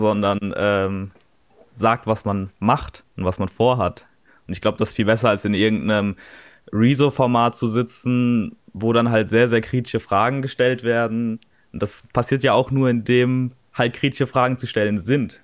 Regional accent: Darmstadt, Hesse, Germany; ich komme aus Darmstadt

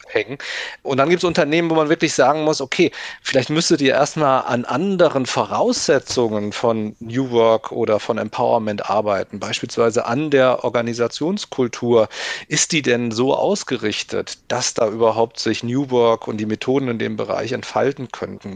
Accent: Limburg an der Lahn, Hesse, Germany; now in Berlin, Germany; ich stamme aus Limburg an der Lahn

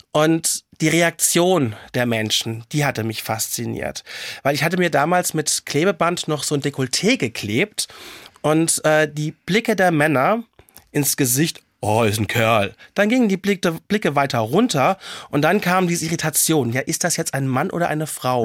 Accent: Mainz, Rhineland-Palatinate, Germany; ich komme ja aus Mainz und als Mainzer Mädche

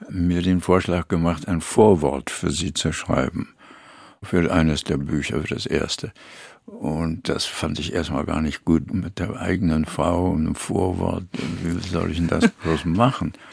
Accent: Berlin, Germany; Deutschland ist also Berlin vor allen Dingen, meine Heimat.

